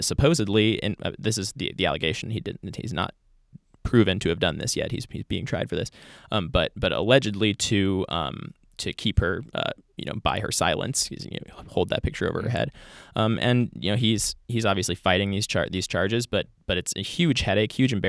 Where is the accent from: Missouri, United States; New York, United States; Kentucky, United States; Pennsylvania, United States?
Missouri, United States; I mean, I am myself from Missouri initially, and so it's sort of been just a little cringy for me.